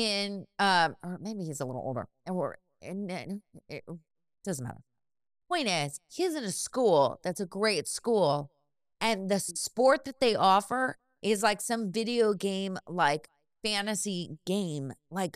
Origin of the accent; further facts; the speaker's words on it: Bay Area, California, United States; I grew up in the Bay Area